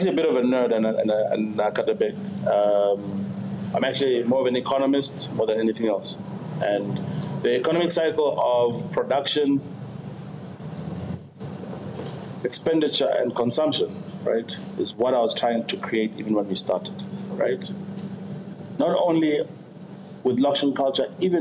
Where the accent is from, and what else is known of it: South Africa